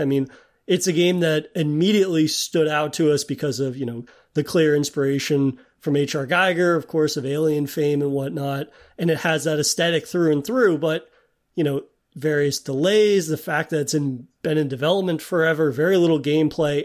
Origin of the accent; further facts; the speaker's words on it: New England, United States; as a bred New Englander